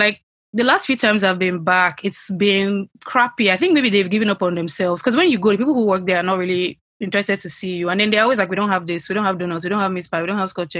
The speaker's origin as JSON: {"language": "English", "country": "Nigeria", "tie": "born or raised there", "also_born_or_lived": "Lagos", "moved": "as an adult", "said": "we were raised in Nigeria, regardless of our current locations. We were raised in Nigeria. We went to primary secondary school in Nigeria."}